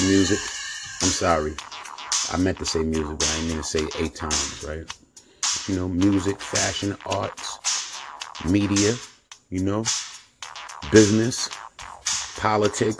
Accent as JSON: {"language": "English", "town": "Yonkers", "region": "New York", "country": "United States", "said": "I'm from Yonkers, New York. I'm out here in NY."}